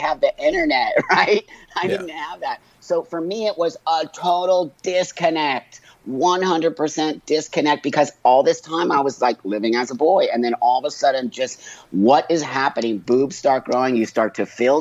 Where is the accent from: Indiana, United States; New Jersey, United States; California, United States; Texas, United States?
California, United States; Los Angeles; I was born in 1962 in Los Angeles in the Valley